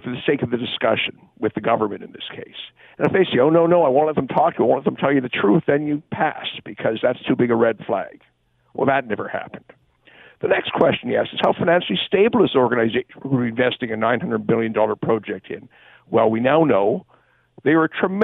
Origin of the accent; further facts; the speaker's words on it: Hamilton, Ontario, Canada; I'm a Hamilton boy. I grew up in Hamilton, went to Westdale